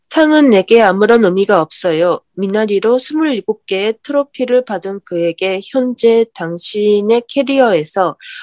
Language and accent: Japanese; Japan; also born or lived in South Korea; 韓国生まれ、日本育ち